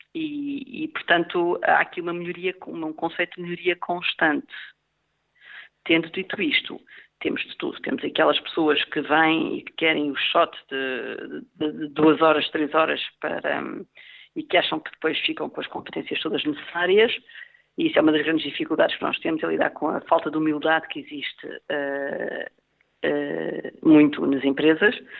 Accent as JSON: {"language": "Portuguese", "country": "Portugal", "also_born_or_lived": "Vienna, Austria / Hong Kong", "moved": "as an adult", "said": "sou portuguesa"}